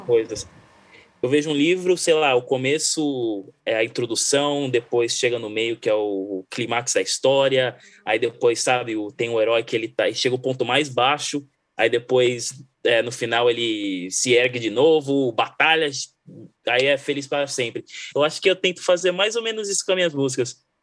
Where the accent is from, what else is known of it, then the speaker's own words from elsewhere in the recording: Brazil; first language Portuguese; moved away; eu sou brasileiro